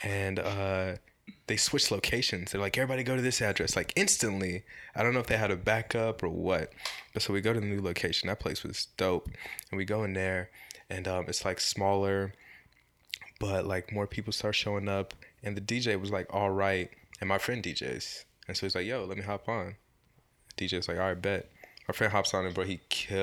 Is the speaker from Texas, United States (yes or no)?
yes; Texas, United States; I'm from Texas